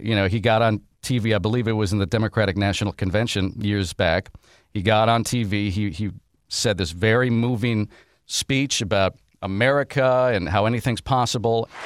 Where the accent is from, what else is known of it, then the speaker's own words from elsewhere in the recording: Wisconsin, United States; moved away; my home state of Wisconsin